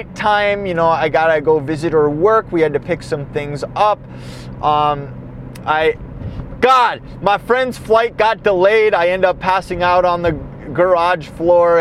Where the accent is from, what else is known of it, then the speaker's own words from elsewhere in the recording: Minnesota, United States; my state, my neck of the woods